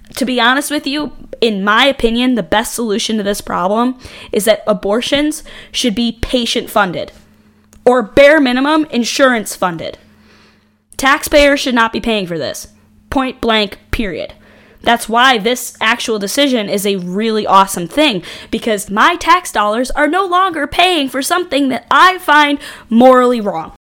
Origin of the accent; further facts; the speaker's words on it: New York, United States; I grew up in New York State